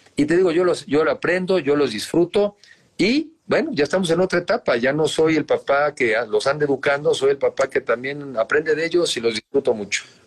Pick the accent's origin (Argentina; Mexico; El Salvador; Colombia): Mexico; also born or lived in United States; soy ciudadano, soy mexicano arriba de 18 años